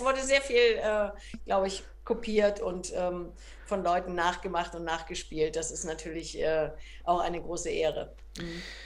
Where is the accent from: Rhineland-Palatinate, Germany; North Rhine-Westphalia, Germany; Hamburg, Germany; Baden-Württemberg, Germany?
Hamburg, Germany; bin ja äh, ganz früh schon in die Ballettschule der Hamburgischen Staatsoper gekommen